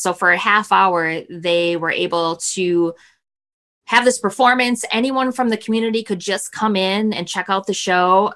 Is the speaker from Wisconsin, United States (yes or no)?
yes; Milwaukee, Wisconsin, United States; We, we grew up outside of Milwaukee